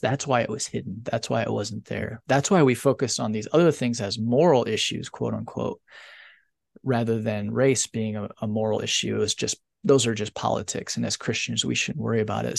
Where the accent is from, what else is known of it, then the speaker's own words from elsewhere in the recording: northern Indiana, United States; moved away; having grown up in a very religious area of the country in northern Indiana